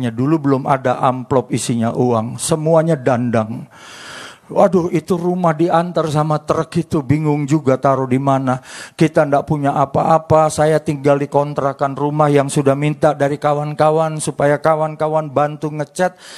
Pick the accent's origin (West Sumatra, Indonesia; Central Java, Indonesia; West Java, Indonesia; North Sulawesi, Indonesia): North Sulawesi, Indonesia; Manado; Istri saya Ambon, saya Menado. Istri saya sukanya makan papeda, sampai hari ini saya belum pernah makan papeda. Saya orang Menado, sukanya makan tikus sama kelelawar.